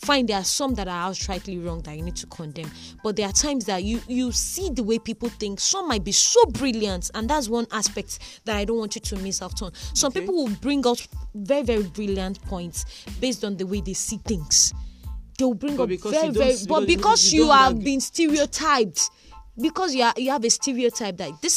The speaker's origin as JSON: {"language": "English", "region": "Southwest Nigeria", "country": "Nigeria", "tie": "born or raised there", "also_born_or_lived": "Osun State / Kwara State", "said": "I grew up probably in Osun State. I grew up around Kwara State. I grew up in Southwest Nigeria."}